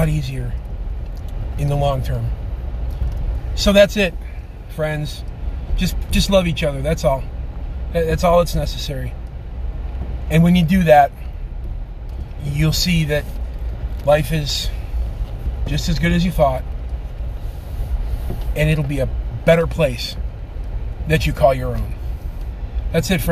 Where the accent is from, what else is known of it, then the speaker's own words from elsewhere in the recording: Chicago, Illinois, United States; I'm from Chicago